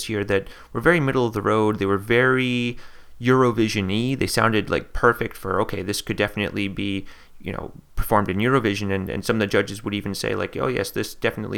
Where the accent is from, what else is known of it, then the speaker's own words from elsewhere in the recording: United States; moved away as an adult; now in Latvia; growing up in America, we had this game Chutes and Ladders